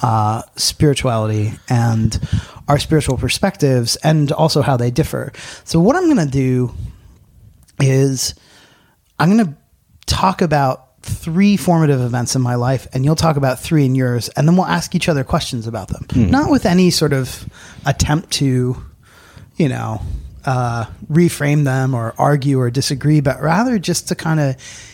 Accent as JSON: {"language": "English", "region": "Pennsylvania", "country": "United States", "tie": "born or raised there", "said": "near where I grew up in Pennsylvania"}